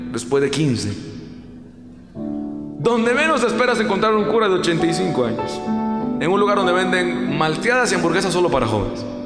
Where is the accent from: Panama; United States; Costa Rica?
Costa Rica; estuve con Juan, en mi país, en Costa Rica al colegio a dar un concierto, a mi colegio de toda la vida.